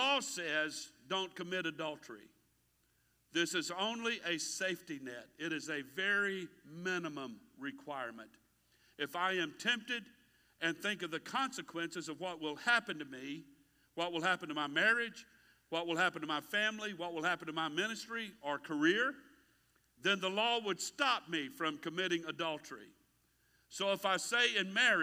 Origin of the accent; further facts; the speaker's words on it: United States; I'm an American.